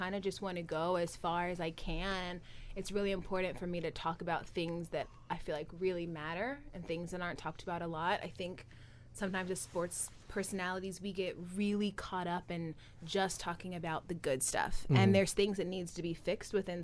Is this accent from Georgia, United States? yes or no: yes; Gwinnett County, Georgia, United States; moved away as an adult; also born or lived in Illinois; now in New York, United States; growing up in Georgia